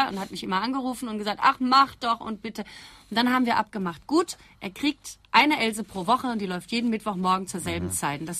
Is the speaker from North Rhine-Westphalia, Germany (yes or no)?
yes; Essen, North Rhine-Westphalia, Germany; Und was ich rede, ist auch nicht der Ruhrgebietsdialekt, sondern ich komme aus Essen-Rüttenscheid.